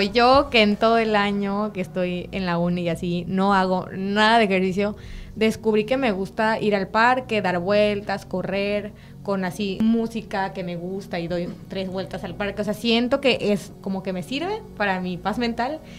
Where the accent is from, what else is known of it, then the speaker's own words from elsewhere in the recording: Tabasco, Mexico; moved away; Yo no soy de aquí, yo soy de Tabasco